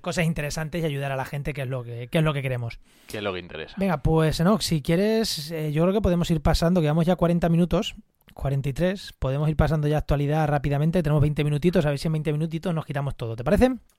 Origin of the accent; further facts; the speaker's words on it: Munera, Castilla-La Mancha, Spain; en Munera, en Albacete, o, en, mi pueblo, Munera